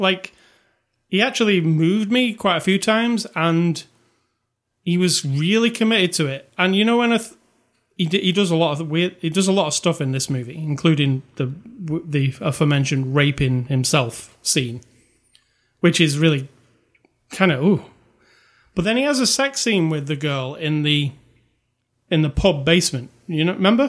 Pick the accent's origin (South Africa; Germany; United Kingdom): United Kingdom; I'm British